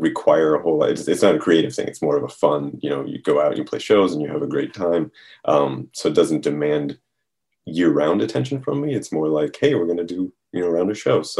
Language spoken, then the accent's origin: English; United States; I'm American and grew up with a lot of American metal